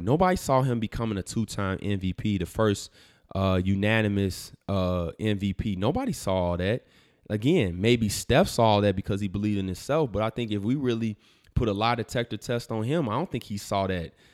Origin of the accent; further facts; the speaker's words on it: Chicago, Illinois, United States; my hometown Chicago